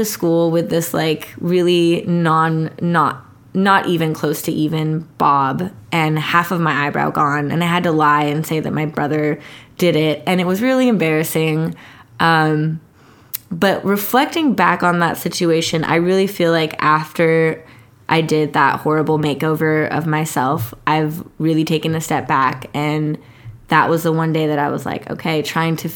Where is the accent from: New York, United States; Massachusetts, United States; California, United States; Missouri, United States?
California, United States; San Diego; I grew up in Mira Mesa's predominantly Asian community